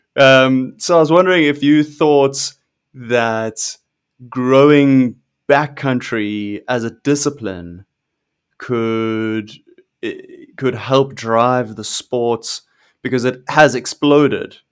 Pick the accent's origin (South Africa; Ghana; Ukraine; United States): South Africa; I'm South African, I grew up in, in South Africa